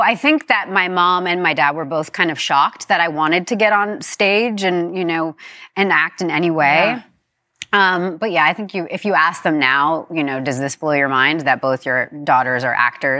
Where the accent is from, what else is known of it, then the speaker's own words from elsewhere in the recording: New York, United States; I grew up in New York